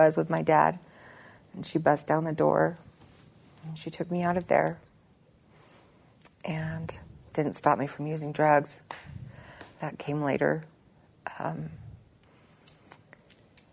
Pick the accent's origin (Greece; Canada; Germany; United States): United States; Roosevelt, Utah; also born or lived in Salt Lake City / Ogden; I'm from Roosevelt, and I have this little podunk town out in the middle of nowhere